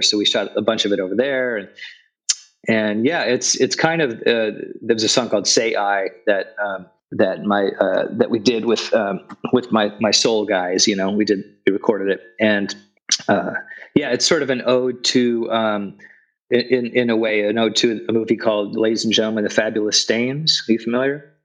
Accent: Los Angeles, California, United States; I grew up in Sun Valley, which is just north of North Hollywood

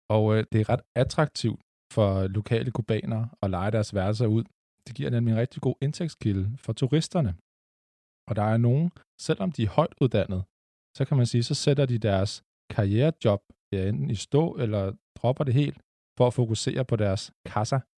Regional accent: Lyngby, Capital Region of Denmark, Denmark; jeg er vokset op i Lyngby, sådan lige på grænsen mellem Storkøbenhavn og Nordsjælland.

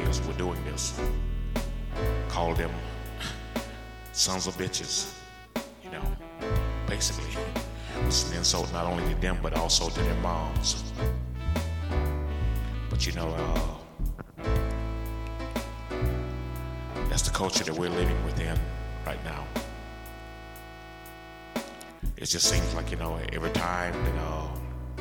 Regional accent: South Carolina, United States; I grew up in South Carolina, been here all my life.

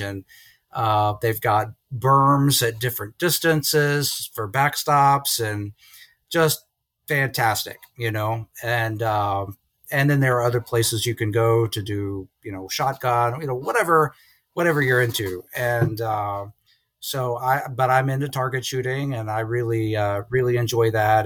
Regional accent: Lynchburg, Virginia, United States; moved away as an adult; also born or lived in Columbus, Ohio / Cleveland area, Ohio; now in Morgantown, United States; I'm from Lynchburg, Virginia

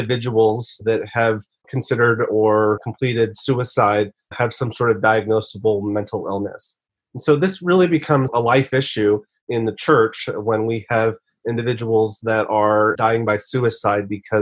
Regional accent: San Francisco Bay Area, California, United States; also born or lived in Boston / Connecticut; I was born and raised in the San Francisco Bay Area, currently live in Silicon Valley, and grew up here

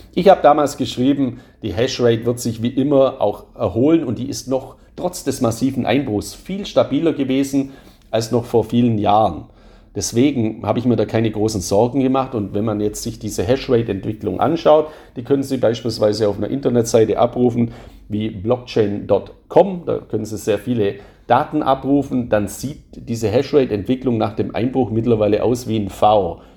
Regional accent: Swabia, Baden-Württemberg, Germany; accent: Swabian; Ich bin ja ein Schwabe, hört man ja auch in meiner Stimme

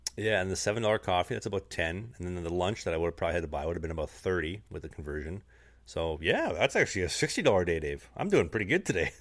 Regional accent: Canada; moved away; I'm actually from Canada.

